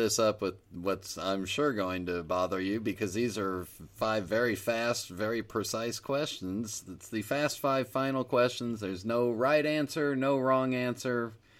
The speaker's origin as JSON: {"language": "English", "region": "California", "country": "United States", "said": "my home state of California"}